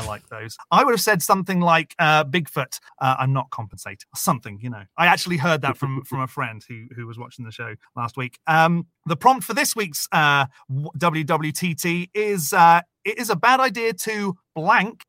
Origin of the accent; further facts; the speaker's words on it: United Kingdom; now in United States; I'm a Brit that lives in America